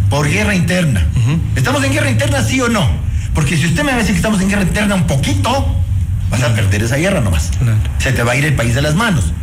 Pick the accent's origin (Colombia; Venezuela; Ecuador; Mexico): Ecuador; Y eso somos los ecuatorianos.